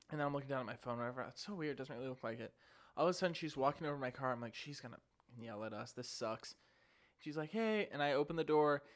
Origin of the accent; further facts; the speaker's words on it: St. Louis, Missouri, United States; I'm from Saint Louis